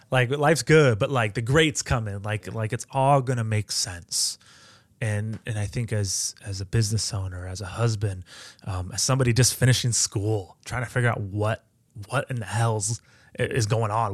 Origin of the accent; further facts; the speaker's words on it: Edgerton, Ohio, United States; I grew up in Edgerton